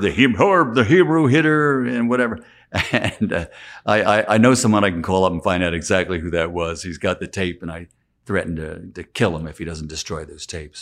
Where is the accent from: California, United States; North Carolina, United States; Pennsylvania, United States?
Pennsylvania, United States; Philadelphia; accent: Philadelphia; that little bit of a Philadelphia accent, and I always feel like I sound like I'm definitely from the East Coast